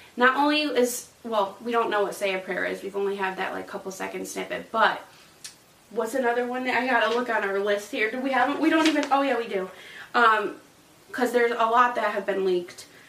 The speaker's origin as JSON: {"language": "English", "region": "Connecticut", "country": "United States", "said": "I'm from Connecticut"}